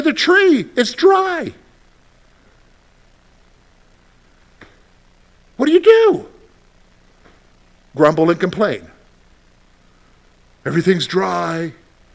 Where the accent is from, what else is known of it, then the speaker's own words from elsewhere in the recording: Columbia, South Carolina, United States; moved away as an adult; I'm from the Carolinas, and I go back home to Columbia